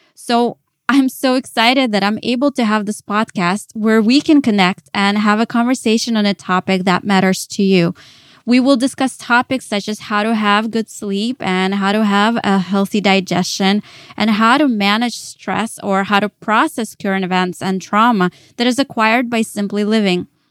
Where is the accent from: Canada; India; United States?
United States; Dallas, Texas; moved away as an adult; also born or lived in Kyiv, Ukraine; now in New York, United States; I was born in Kyiv, Ukraine. Later, my family moved to Dallas, Texas, and that is where I grew up as a teenager